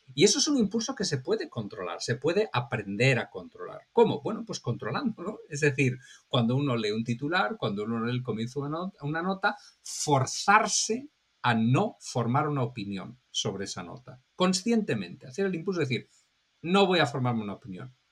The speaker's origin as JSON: {"language": "Spanish", "country": "Spain", "moved": "yes", "lives_now": "Miami, United States", "said": "mi país de origen, de España"}